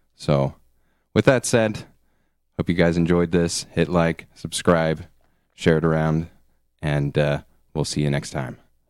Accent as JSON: {"language": "English", "country": "United States", "said": "being an American"}